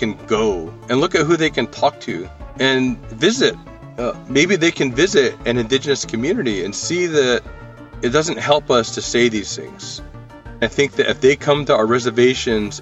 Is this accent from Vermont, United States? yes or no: no; northern Arizona, United States; I'm from the Navajo Nation in northern Arizona